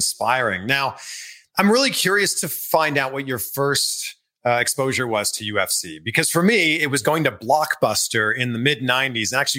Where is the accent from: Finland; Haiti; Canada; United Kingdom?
Canada; both grew up in Canada, about 500 kilometers away from each other